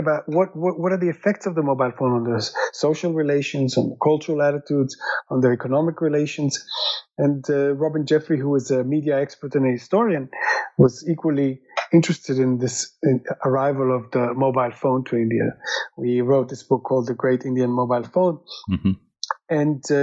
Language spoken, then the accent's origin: English; Israel; I'm originally from Israel